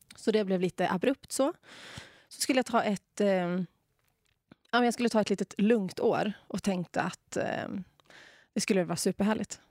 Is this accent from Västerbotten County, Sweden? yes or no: yes; Umeå, Västerbotten County, Sweden; moved away as an adult; now in Åre, Sweden; Idag lever jag livet här i Åre jag är från Umeå ursprungligen